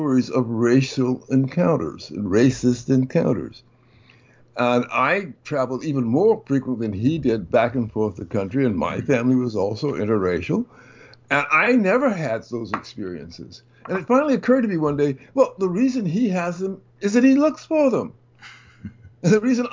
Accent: the South, United States; When I was a very young child growing up in the South

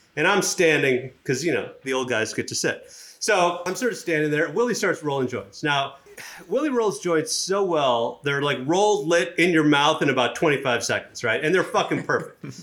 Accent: Chennai, Tamil Nadu, India; moved away; I'm from, uh, Madras, which is in South India

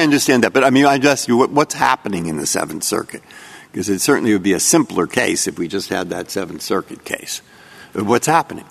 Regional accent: San Francisco, California, United States; I'm from San Francisco

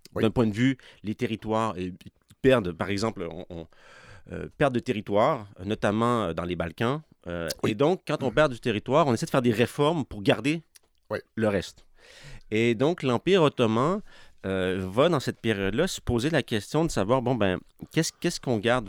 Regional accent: Quebec City, Quebec, Canada; moved away as an adult; also born or lived in Pakistan / Middle East; viens de Québec, je viens de Sainte-Foy

